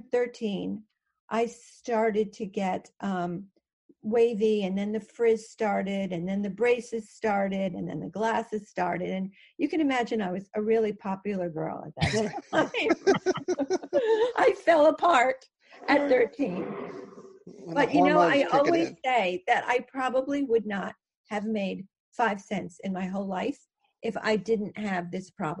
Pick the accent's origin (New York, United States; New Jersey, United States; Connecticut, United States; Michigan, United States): Connecticut, United States; I actually grew up in Connecticut, where I still am